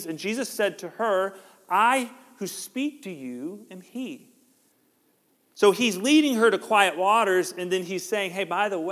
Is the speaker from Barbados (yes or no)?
no; Georgia, United States; We're from Georgia